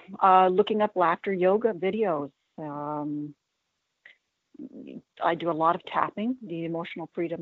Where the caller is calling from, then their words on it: North Bay, Ontario, Canada; I'm calling from North Bay, Ontario, Canada.